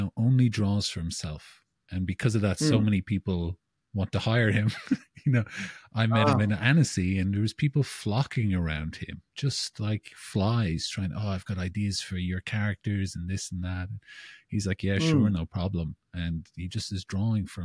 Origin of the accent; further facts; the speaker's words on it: Ireland; I'm Irish